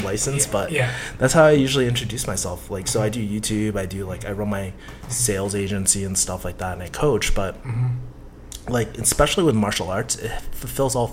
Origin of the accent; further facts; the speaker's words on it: Boston, Massachusetts, United States; moved away; I'm originally from Boston